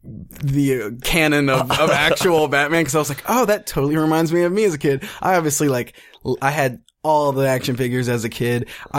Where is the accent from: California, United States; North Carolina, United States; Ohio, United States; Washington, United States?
Ohio, United States; Cincinnati; I'm from Cincinnati